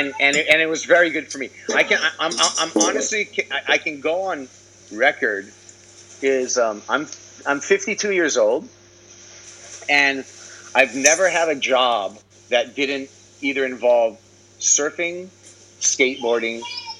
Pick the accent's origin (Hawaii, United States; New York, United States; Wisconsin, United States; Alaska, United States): Hawaii, United States; Honolulu; I'm a kid from Kapahulu, bro.